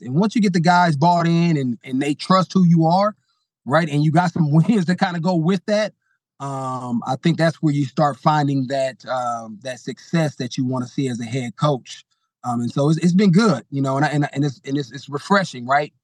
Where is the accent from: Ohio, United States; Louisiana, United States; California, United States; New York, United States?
California, United States; Bay Area; I grew up in the Bay Area